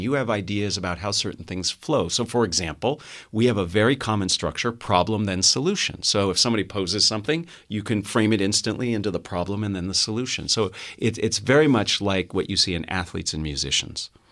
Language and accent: English; Los Gatos, California, United States; I'm a local boy. I, I grew up in Los Gatos, uh, a stone's throw from here